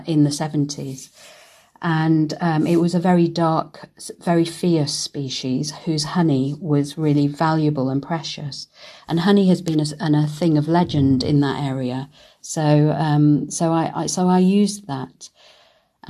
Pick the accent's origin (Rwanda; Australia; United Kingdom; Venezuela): United Kingdom; Manchester, North West England; moved away as an adult; also born or lived in Karachi, Pakistan / London / Germany; I was born in Karachi and we came to the UK when I was two. I was then brought up in Manchester.